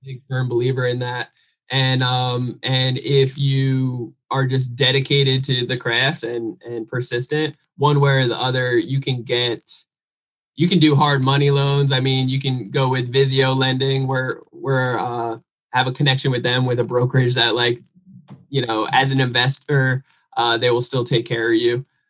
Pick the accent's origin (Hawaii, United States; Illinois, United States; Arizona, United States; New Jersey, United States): New Jersey, United States; I'm originally from New Jersey